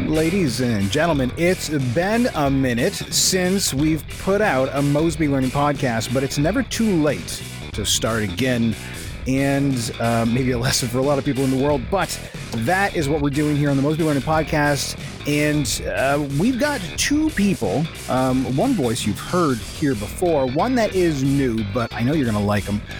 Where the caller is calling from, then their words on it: Ontario, Canada; I'm calling in from Ontario.